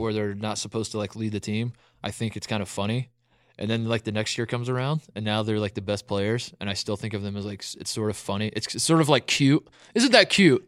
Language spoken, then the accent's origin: English; Indiana, United States; I grew up in Indiana.